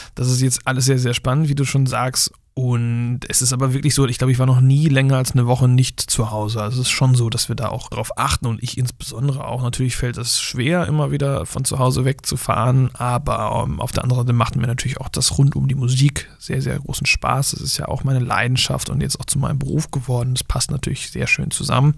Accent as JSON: {"language": "German", "town": "Flensburg", "region": "Schleswig-Holstein", "country": "Germany", "accent": "slight northern German", "moved": "yes", "lives_now": "Buxtehude, Germany", "said": "vielleicht mit so einem ganz leichten Norddeutsch-Slang, weil ich ja aus Flensburg komme, ja. an der dänischen Grenze."}